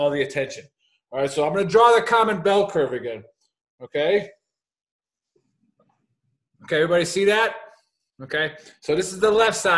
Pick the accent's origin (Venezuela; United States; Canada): United States; Milwaukee, Wisconsin; Born and raised in Milwaukee, Wisconsin.